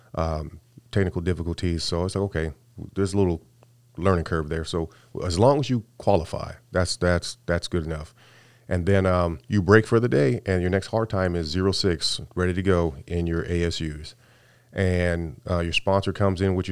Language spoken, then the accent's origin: English; California, United States; moved away; I came from, I'm from California